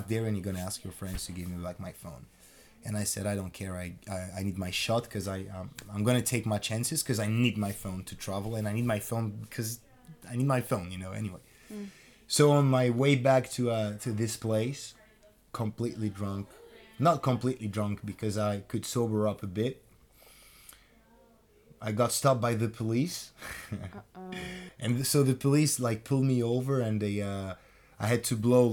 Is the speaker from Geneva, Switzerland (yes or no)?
yes; Geneva, Switzerland; now in London, United Kingdom; I went back to Geneva, my hometown.